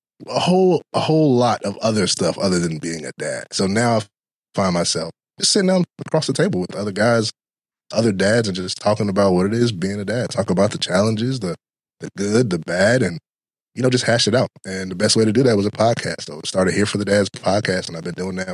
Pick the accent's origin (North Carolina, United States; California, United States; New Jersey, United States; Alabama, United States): North Carolina, United States; Durham; moved away as an adult; now in Hampton Roads, United States; I'm actually from Durham, North Carolina, the Bull City is what we affectionately call it.